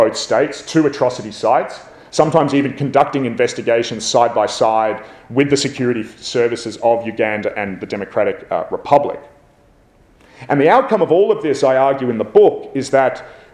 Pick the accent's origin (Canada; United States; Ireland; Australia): Australia; as an Aussie